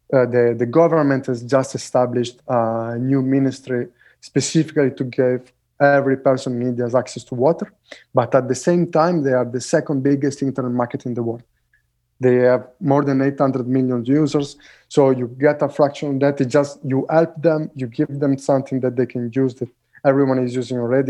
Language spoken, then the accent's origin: English; Italy; moved away; where I grew up in Italy